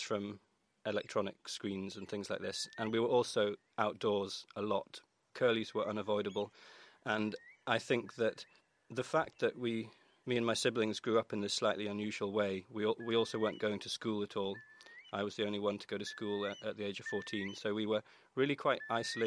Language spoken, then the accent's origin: English; Orkney, Scotland, United Kingdom; I grew up in Orkney, and just completely by accident almost, I was born and raised in this place